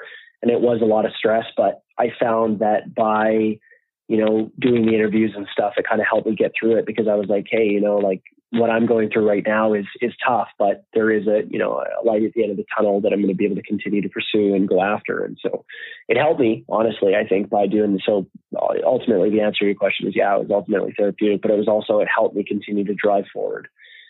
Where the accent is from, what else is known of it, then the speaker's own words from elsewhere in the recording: Canada; Myself being Canadian, fortunately, it was easier than it would have been if I was coming from somewhere else in the world